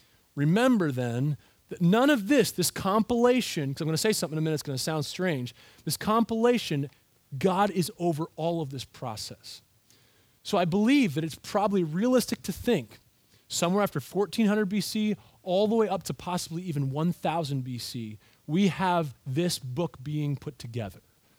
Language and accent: English; United States